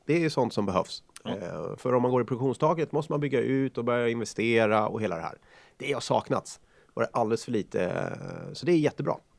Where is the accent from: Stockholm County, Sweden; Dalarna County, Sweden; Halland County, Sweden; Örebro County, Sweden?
Örebro County, Sweden; Karlskoga; hemma i Karlskoga